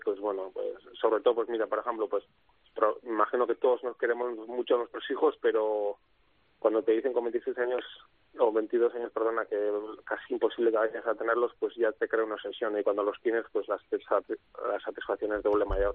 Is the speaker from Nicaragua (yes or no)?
no; Oñati, Basque Country, Spain; mi pueblo, a Oñati